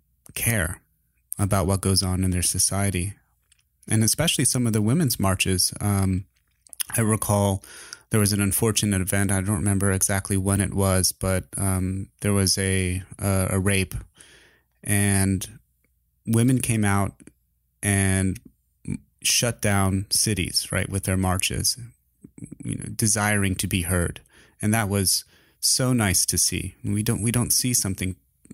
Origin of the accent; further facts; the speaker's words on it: United States; also born or lived in Spain; as an American living in Spain